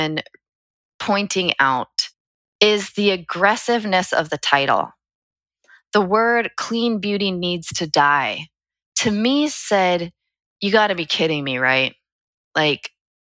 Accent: United States; We as an American people, it's woven into our DNA to question.

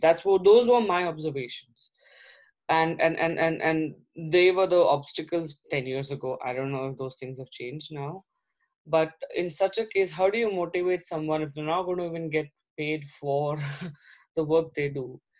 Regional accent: India; I'm also from India

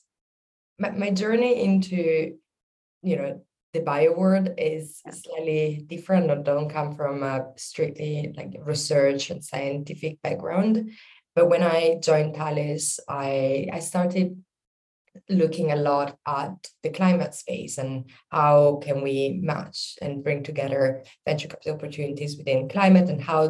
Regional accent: between Milan and Venice, northern Italy, Italy; moved away as an adult; now in London, United Kingdom; I'm originally from Italy, the north part of Italy between Milan and Venice.

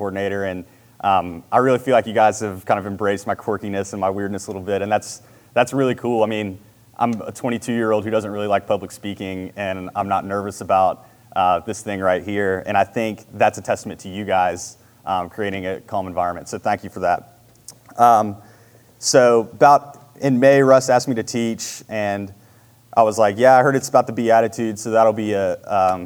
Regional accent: Marietta, United States; I grew up in Marietta, went to Marietta High School. I've always been in this area

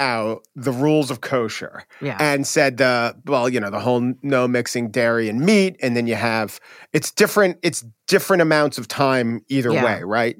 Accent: Oceanside, New York, United States; I was raised on Long Island. I was born in the driveway of the house my parents still live in.

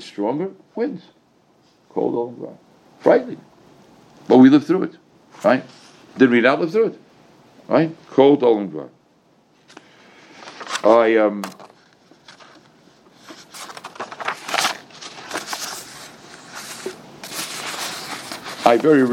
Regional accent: United States; I'm an American.

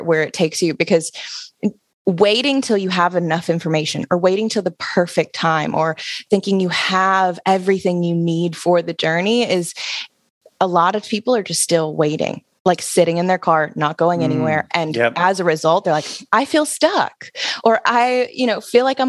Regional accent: Alabama, United States; moved away; I'm originally from Alabama. So I grew up in a very small college town.

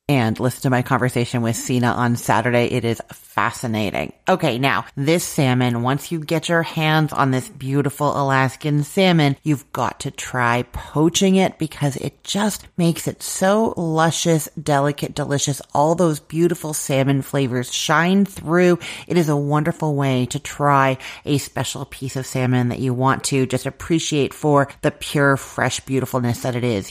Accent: Canada; I'm Canadian and we use the British pronunciation

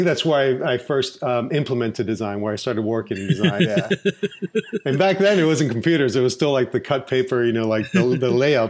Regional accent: Orlando, Florida, United States; also born or lived in Puerto Rico; I actually grew up in Orlando, Florida. I was born in Puerto Rico. And then I came when I was three. And then I've been in the Orlando area all my life. So I went to school here, grade school.

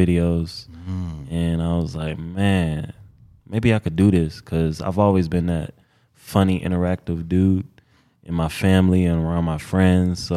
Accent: Detroit, Michigan, United States; also born or lived in Houston, Texas; now in Los Angeles, United States; I'm from Detroit, Michigan

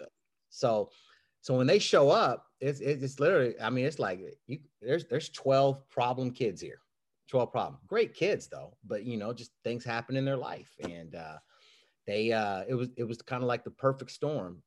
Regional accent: Kansas City, Kansas, United States; also born or lived in Leavenworth, Kansas; now in Los Angeles, United States; I grew up in Kansas City and, and my mom, uh, my mom worked in Topeka and I lived in, we lived in Leavenworth.

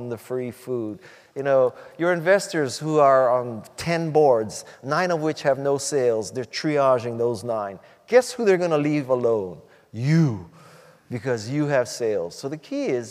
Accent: Hawaii, United States; moved away as an adult; also born or lived in Silicon Valley; I was born and raised in Hawaii, and I went to Stanford in 72

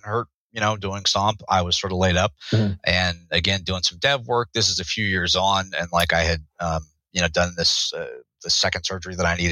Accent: United States; as an American

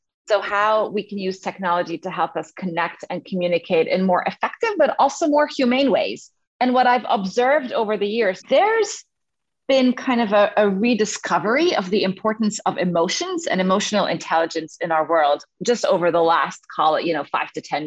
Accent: Egypt; moved away as an adult; also born or lived in Cairo, Egypt / England; now in United States; I grew up in the Middle East. I'm originally from Egypt.

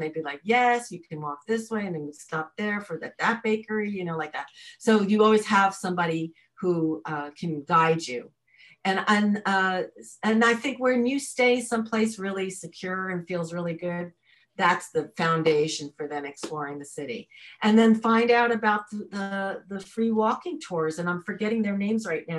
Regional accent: New York, United States; I was raised in New York, so I was street savvy probably more than I am now

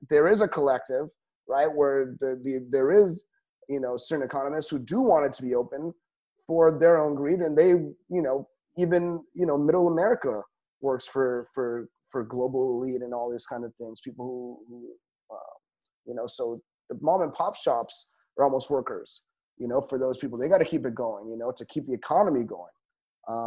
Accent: Mexico; now in Tel Aviv, Israel; As a Mexican

